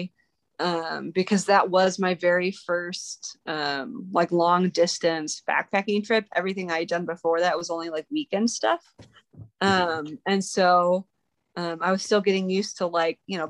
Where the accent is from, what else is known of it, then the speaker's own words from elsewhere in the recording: Midwest, United States; also born or lived in Ogden, Utah; now in Utah, United States; I grew up in the Midwest, where, you know, the coolest thing I saw was either cornfield or the Sears Tower